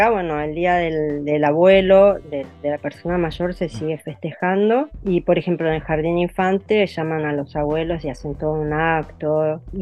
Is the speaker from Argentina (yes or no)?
yes; Argentina; now in Japan; yo me fui de Argentina no por necesidad, sino porque me enamoré de un japonés.